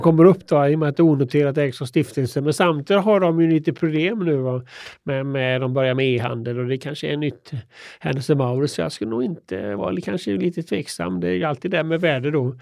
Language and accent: Swedish; Hyssna, Västra Götaland, Sweden; jag kommer från Hyssna då som ligger en, Jag är född en mil utanför eh, Kina då